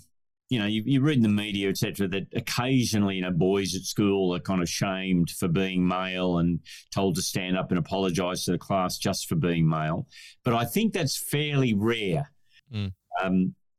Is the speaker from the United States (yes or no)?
no; Scotland, United Kingdom; You wear a kilt as a Scotsman, it's not... It's just a different expression of gender.